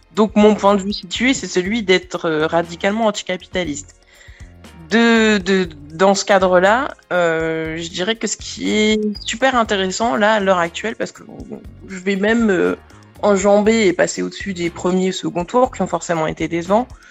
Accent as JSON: {"language": "French", "country": "Martinique", "said": "je suis Martiniquais aussi, hein, donc euh, j'ai quand même beaucoup de familles"}